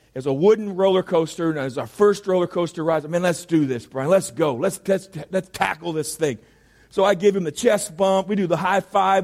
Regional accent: Indiana, United States; moved away; also born or lived in California; I am from Indiana. Indiana. And there's not a whole lot in Indiana. There's like corn. Uh, then there's more corn and then there is basketball. That's kind of all there is in, in Indiana. And so I grew up playing basketball

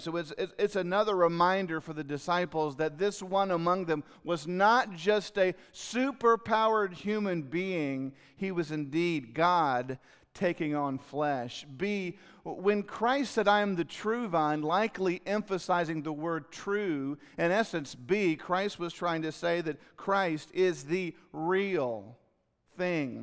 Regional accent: Fort Worth, Texas, United States; also born or lived in Leesburg, Florida; I'm from Leesburg, Florida, but I grew up in Fort Worth

